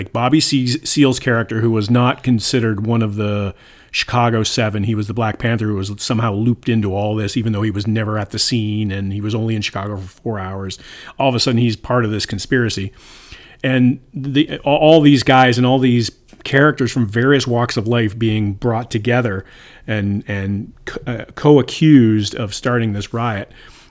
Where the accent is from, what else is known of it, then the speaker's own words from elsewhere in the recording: Canada; moved away; I'm from Canada.